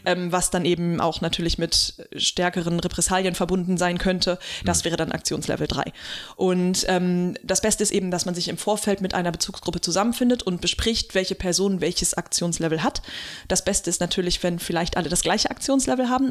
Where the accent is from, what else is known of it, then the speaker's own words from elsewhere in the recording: Germany; hier bei uns in Deutschland